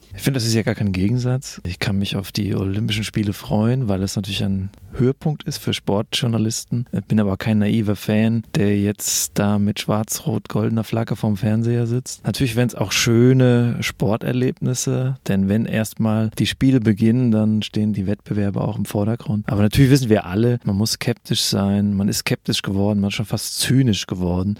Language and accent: German; Germany; als Deutscher